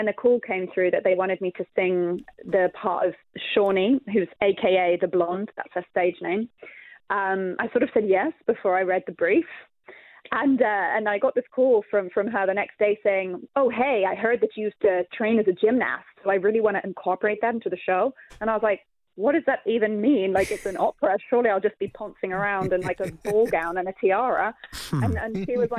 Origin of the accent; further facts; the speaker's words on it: London, United Kingdom; I grew up in a council house, you know, I was raised in South London